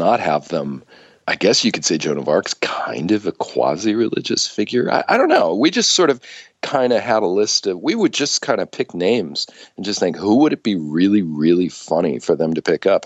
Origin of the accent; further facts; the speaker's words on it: Southern California, United States; I grew up in Southern California